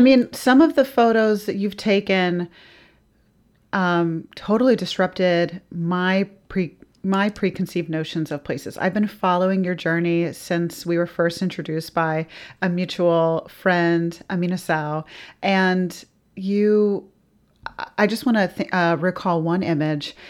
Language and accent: English; the South, United States; as a Southerner